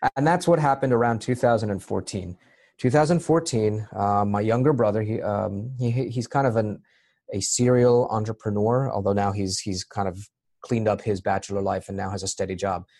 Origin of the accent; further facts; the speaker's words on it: Maryland, United States; moved away as an adult; also born or lived in Egypt; now in Boston, United States; I was born in Egypt, raised in Maryland, and I moved to Boston uh, about 15 years ago